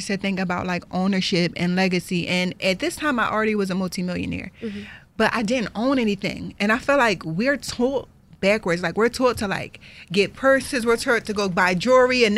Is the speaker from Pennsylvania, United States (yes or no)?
yes; Philadelphia, Pennsylvania, United States; I'm from Philly, Philly